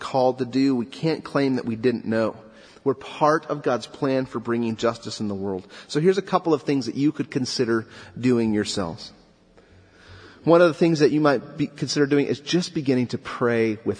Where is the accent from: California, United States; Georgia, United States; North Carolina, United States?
California, United States; Southern; I grew up in Southern California